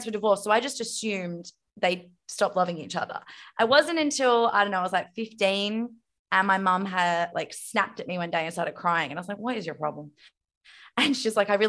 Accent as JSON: {"language": "English", "town": "Zagreb", "region": "City of Zagreb", "country": "Croatia", "said": "That's where I'm from. I'm from Zagreb, and it's like, oh my god, it's bleak."}